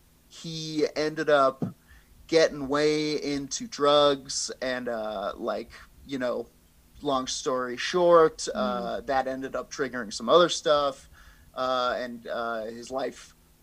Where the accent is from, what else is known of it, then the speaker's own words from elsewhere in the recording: Colorado, United States; People in my hometown would, freebase cocaine. They were smoking crack. Trailer park, crack.